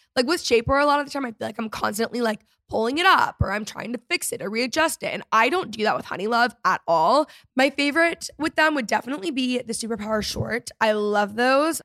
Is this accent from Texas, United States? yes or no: yes; McKinney, Texas, United States; also born or lived in Los Angeles, United States / Dallas, United States; I was raised outside of Dallas in McKinney, which is a suburb. Great place to grow up, love it there